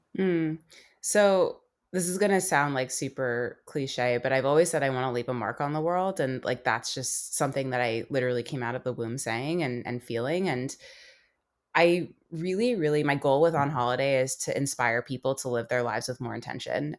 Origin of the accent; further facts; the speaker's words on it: United States; growing up in America and having two parents that, uh, you know, immigrated here